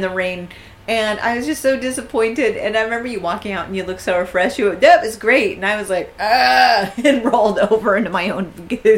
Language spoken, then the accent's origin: English; United States; As an American